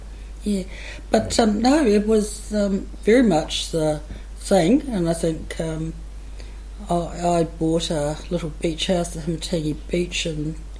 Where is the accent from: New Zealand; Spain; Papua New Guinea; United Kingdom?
New Zealand; Wellington; when I was a child growing up in Wellington